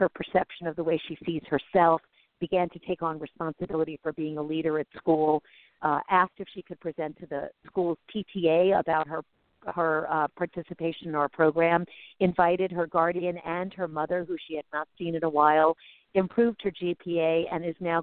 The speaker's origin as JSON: {"language": "English", "town": "New York City", "region": "New York", "country": "United States", "tie": "born or raised there", "said": "I grew up in New York City"}